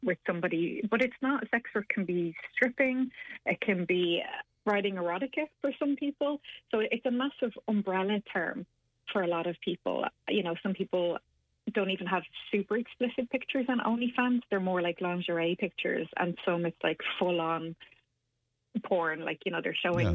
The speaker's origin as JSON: {"language": "English", "country": "Ireland", "said": "us as Irish people"}